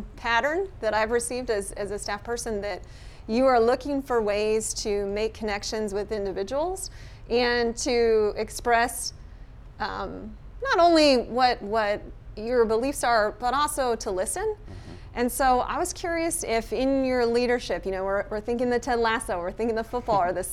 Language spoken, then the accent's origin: English; Southwest, United States; growing up in the Southwest